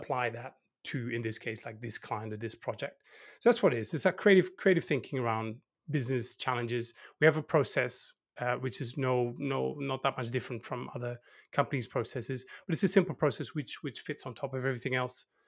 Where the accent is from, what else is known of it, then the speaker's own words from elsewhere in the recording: 's-Hertogenbosch, North Brabant, Netherlands; I'm actually from the countryside. So I'd be considered, uh, not from Holland, I'm from the Netherlands.